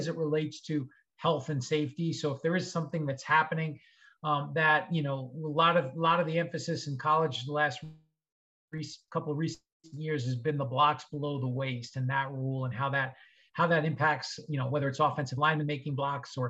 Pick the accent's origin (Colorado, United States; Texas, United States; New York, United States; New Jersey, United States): New York, United States; Long Island; Growing up in Long Island, New York, went to school in New York